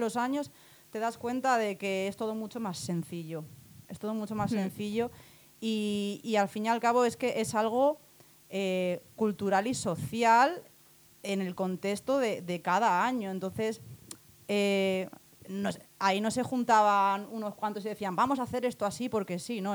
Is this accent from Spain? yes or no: yes; Alicante, Valencian Community, Spain; nací en Alicante